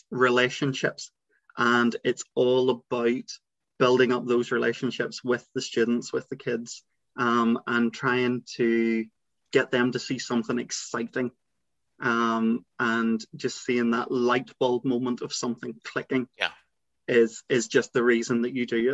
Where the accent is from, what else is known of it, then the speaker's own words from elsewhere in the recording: Northern Ireland, United Kingdom; So I am from Northern Ireland, and I'm 30 years old and a high school English teacher. I suppose if we kind of take it right back, I grew up in a small rural village.